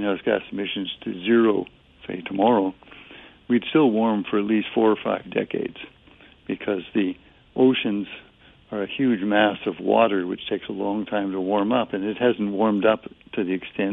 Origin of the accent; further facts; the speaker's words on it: Vancouver, British Columbia, Canada; moved away; I grew up in Vancouver